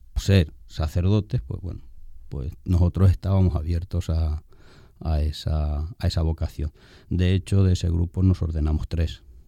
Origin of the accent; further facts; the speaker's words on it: Pozo Cañada, Castilla-La Mancha, Spain; moved away as an adult; now in Dominican Republic; yo soy oriundo de Albacete, en manchego, de la tierra del Quijote, un pueblecito que se llama Pozo Cañada. Nazco en el 1967 y pues allí realizo mis estudios primarios